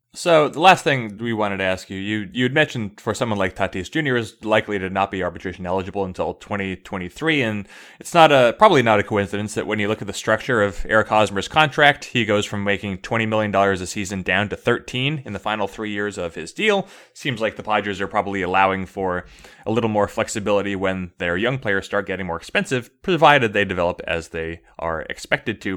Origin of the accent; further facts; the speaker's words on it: San Diego, California, United States; I grew up in San Diego